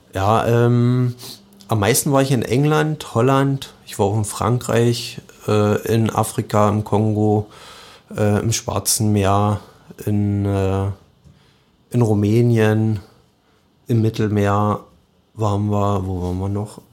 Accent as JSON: {"language": "German", "area": "Radewiese", "region": "Brandenburg", "country": "Germany", "tie": "born or raised there", "also_born_or_lived": "Cottbus", "said": "Ich bin aus Radewiese, das ist ein ganz kleines Dorf zwischen Jenschwalde und und Heinersbrück, bin da geboren, äh, wohne da immer noch"}